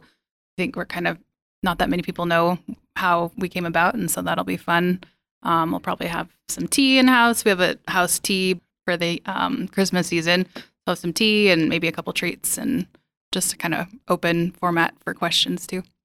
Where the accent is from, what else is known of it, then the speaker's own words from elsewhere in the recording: Billings, Montana, United States; moved away; I was born here as well, but it took me leaving, uh, and coming back to appreciate Billings a little bit more